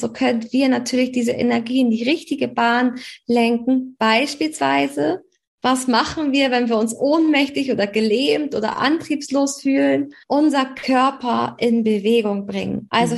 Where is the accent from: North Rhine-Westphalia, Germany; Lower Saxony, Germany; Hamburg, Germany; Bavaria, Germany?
Hamburg, Germany; Ich komme aus Hamburg